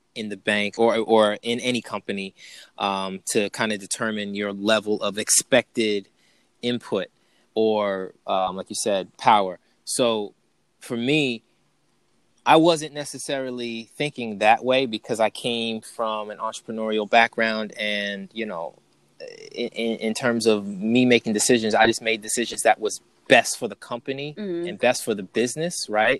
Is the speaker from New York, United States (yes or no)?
yes; New York, United States; moved away as an adult; also born or lived in North Carolina; I was from New York and I was going down south to North Carolina